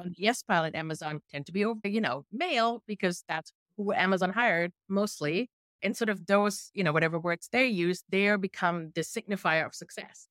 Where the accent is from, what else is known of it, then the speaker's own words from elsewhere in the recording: Germany; accent: thick German; first language German; English is a second language; my thick German accent sometimes when I speak English.